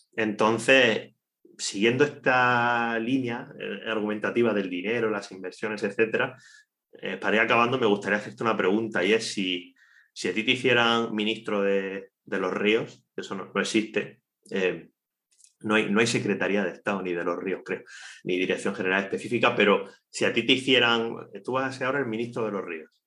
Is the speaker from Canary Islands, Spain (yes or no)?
no; Cartagena, Region of Murcia, Spain; Nosotros, nosotros dos somos, somos de Cartagena somos del mismo barrio, eh, estudiamos en el mismo instituto de educación secundaria